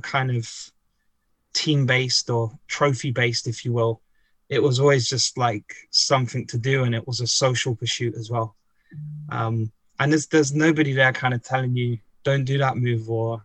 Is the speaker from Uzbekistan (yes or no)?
no; London, United Kingdom; moved away as an adult; now in London, Ontario, Canada; I'm actually from Tottenham, which is a part of London in the north. Is actually traditionally quite a poor part of London, although like many global cities, there are some instances of gentrification creeping in. But I grew up there